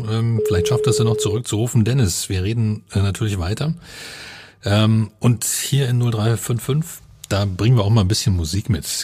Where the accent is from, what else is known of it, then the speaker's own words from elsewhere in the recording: Cottbus, Brandenburg, Germany; ja, ich komme aus Cottbus.